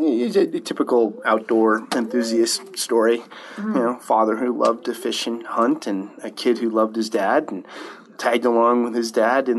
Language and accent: English; Wilsall, Montana, United States; moved away as an adult; also born or lived in Minnesota / Mongolia; So I'm from Montana. I was actually born in Minnesota. My dad was a Lutheran minister. But then he moved to Montana when I was 2.5. So I grew up in the Shields Valley, so Park County, Wilsal, Livingston.